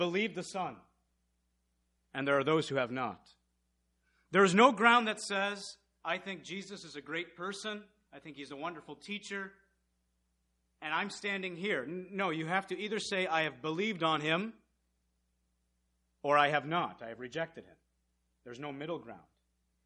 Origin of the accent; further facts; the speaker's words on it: Michigan, United States; also born or lived in Missouri; when we first moved to Michigan, we moved from Missouri.